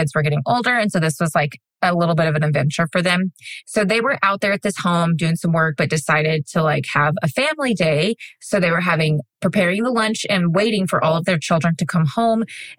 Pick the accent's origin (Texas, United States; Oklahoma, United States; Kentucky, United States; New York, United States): Texas, United States; I was born in Texas